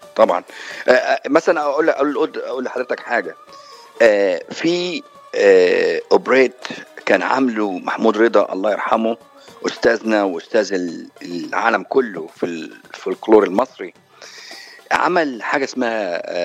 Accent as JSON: {"language": "Arabic", "town": "Cairo", "region": "Cairo Governorate", "country": "Egypt", "tie": "born or raised there", "also_born_or_lived": "Jeddah, Saudi Arabia / Russia", "moved": "as an adult", "lives_now": "United States", "said": "مصر امي وابويا مصريين بس مواليد السعوديه في جده وعشت بالقاهره ودرست بروسيا وفي القاهره"}